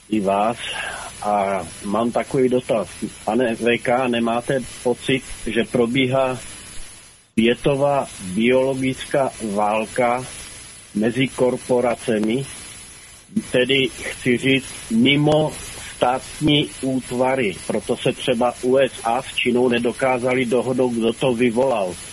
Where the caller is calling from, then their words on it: Karlovy Vary, Karlovy Vary Region, Czechia; Dobrý večer, jsem eh, z Varu.